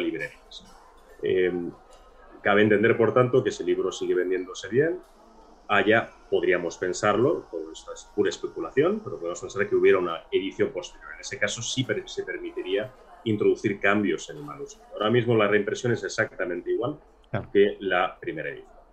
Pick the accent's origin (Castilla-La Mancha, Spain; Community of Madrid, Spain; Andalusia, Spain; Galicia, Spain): Andalusia, Spain; Granada; yo soy granadino